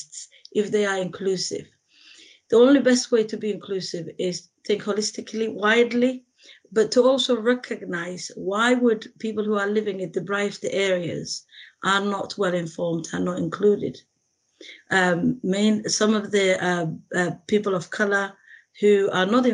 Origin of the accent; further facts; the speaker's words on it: Somalia; now in Sheffield, United Kingdom; I was born in Somalia, which is in East Africa